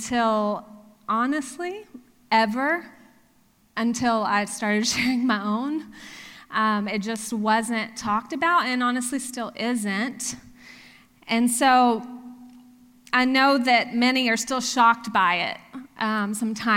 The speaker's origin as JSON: {"language": "English", "region": "Texas", "country": "United States", "tie": "born or raised there", "also_born_or_lived": "Oklahoma", "moved": "as an adult", "lives_now": "Pennsylvania, United States", "said": "I grew up in Texas, and yes, I am a very proud Texan."}